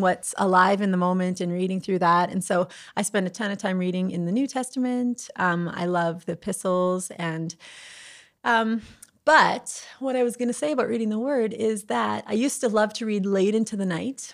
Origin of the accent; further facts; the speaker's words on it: the Prairies, Canada; I am a prairie girl at heart